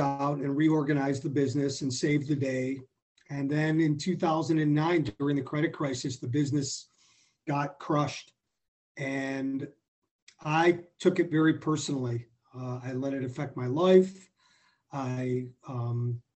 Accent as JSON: {"language": "English", "town": "Skokie", "region": "Illinois", "country": "United States", "tie": "born or raised there", "said": "I grew up in Skokie"}